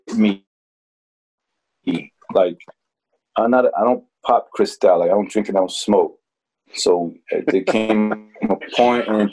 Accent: Newark, New Jersey, United States; I'm from Newark. I'm not from Queens.

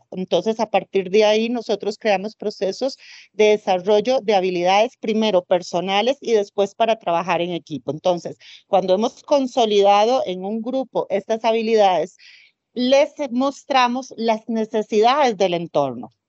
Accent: Alajuela, Costa Rica; now in Bogotá, Colombia; Aquí en Bogotá, bastante frío porque soy de Alajuela, Costa Rica, que allá es más caliente.

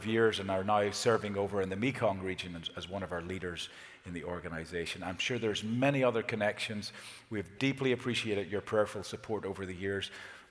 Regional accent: Ireland; We Irish

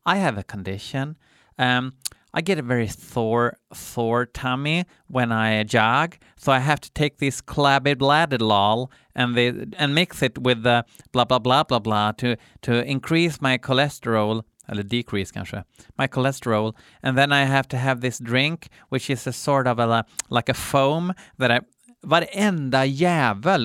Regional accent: Sweden

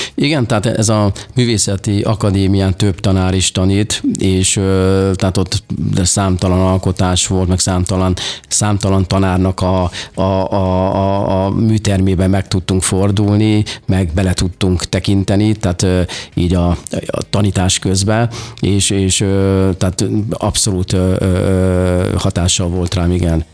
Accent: Nyírtass, Szabolcs-Szatmár-Bereg, Hungary; gyerekkoromban én, ö, ö, egy Szabolcsa kis fa-, faluban születtem Nyírtason, ez kis, Kisvárna mellett található, és ott nem nagyon volt lehetőségem

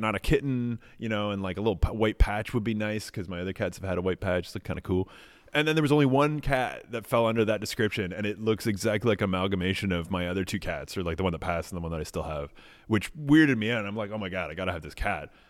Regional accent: Canada; as a Canadian

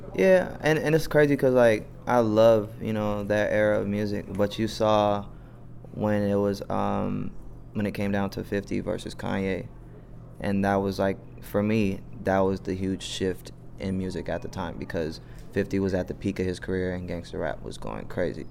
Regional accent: Atlanta, Georgia, United States; I'm from the east too

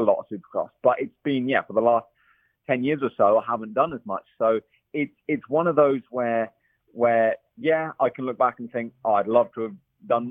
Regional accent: England, United Kingdom; also born or lived in Belgium / Italy; now in California, United States; I'm English

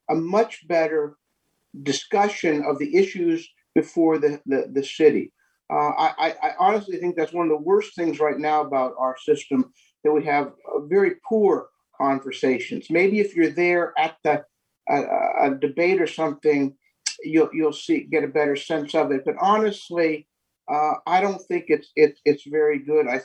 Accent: Lawrence, Kansas, United States; i come from the Lawrence from one of the neighborhoods. Uh, I don't think I represent Old West Lawrence, or, but I come from a neighborhood perspective.

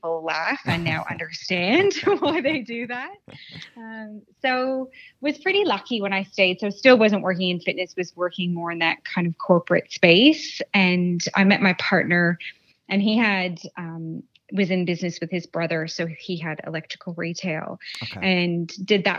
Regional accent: Canada; now in Australia; I was born and raised in Canada

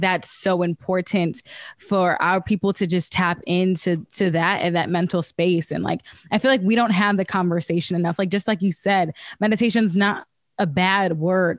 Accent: Midwest, United States; now in Los Angeles, United States; I'm from the Midwest

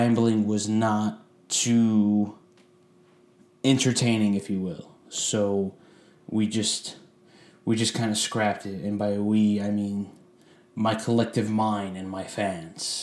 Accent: Sterling Heights, Michigan, United States; moved away as an adult; also born or lived in Virginia; now in Florida, United States; Sterling Heights, my hometown

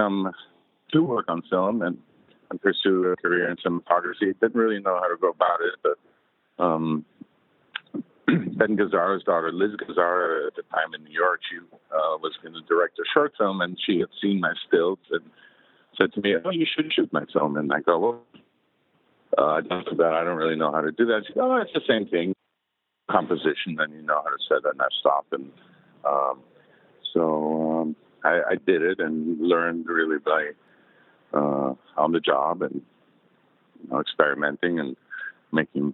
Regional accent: Munich, Bavaria, Germany; moved away; I grew up in Munich, so I was exposed also to the Germans

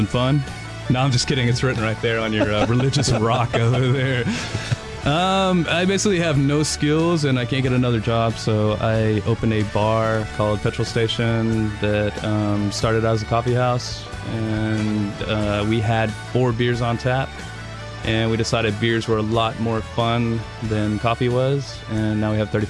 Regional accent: England, United Kingdom; now in United States; I'm from England

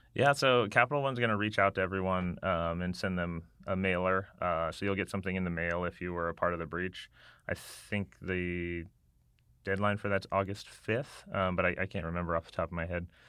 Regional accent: Las Vegas, Nevada, United States; moved away; I grew up in Las Vegas

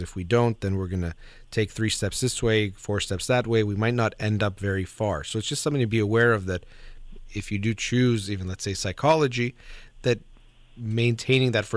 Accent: United States; I was born in the United States

